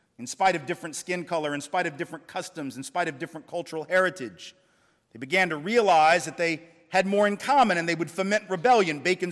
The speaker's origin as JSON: {"language": "English", "region": "the South", "country": "United States", "tie": "born or raised there", "said": "I'm from the South, lived in the South all my life"}